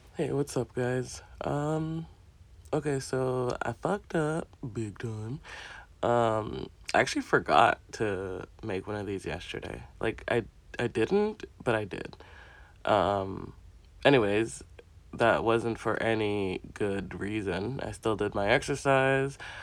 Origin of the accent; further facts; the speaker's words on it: Jamaica; assigned to me as a Jamaican